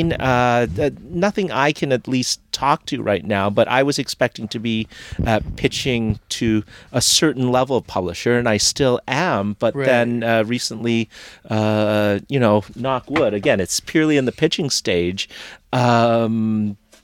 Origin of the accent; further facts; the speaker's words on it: Canada; I am so Canadian